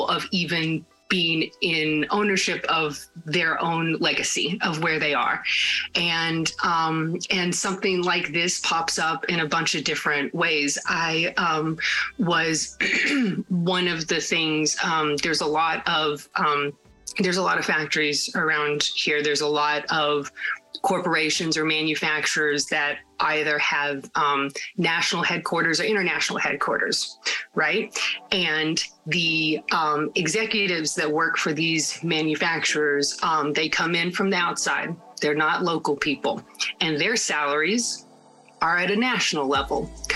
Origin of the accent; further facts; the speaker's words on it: Appalachia, United States; moved away as an adult; someone from Appalachia, and I did leave the area when I was 18